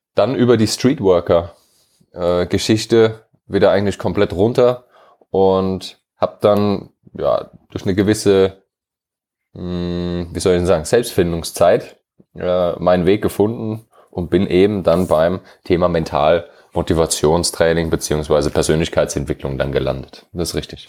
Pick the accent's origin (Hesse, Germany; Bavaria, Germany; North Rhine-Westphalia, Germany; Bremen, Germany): Hesse, Germany; moved away; also born or lived in London, United Kingdom